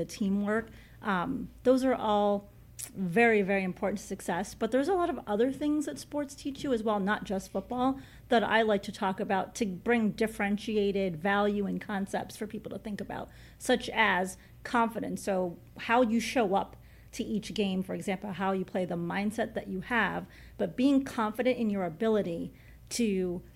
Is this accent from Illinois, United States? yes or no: yes; Chicago, Illinois, United States; I grew up in Chicago, diehard Chicago Bears fan